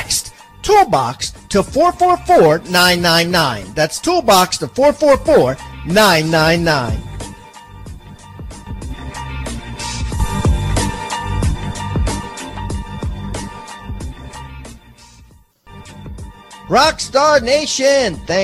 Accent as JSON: {"language": "English", "area": "suburb of Baltimore", "region": "Maryland", "country": "United States", "said": "I'm from suburb of Baltimore, Maryland."}